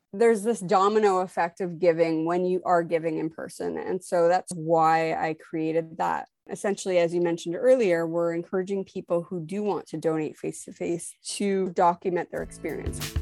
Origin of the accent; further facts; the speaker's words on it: Montreal, Quebec, Canada; now in Toronto, Canada; I'm originally from Montreal, Quebec. I now live in Toronto, Ontario.